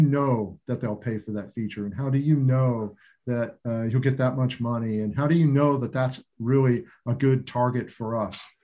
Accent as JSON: {"language": "English", "town": "Roswell", "region": "New Mexico", "country": "United States", "tie": "born or raised there", "said": "I was born in Roswell, New Mexico"}